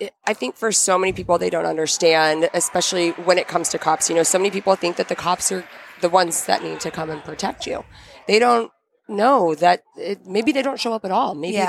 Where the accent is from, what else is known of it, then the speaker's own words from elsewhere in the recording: Philadelphia, Pennsylvania, United States; Because, you know, growing up in Philly, we love to find out people's stories here on yes.